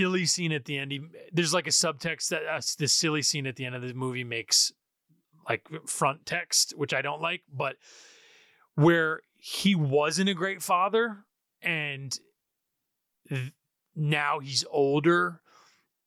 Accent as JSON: {"language": "English", "region": "New York", "country": "United States", "said": "I'm an Italian from New York"}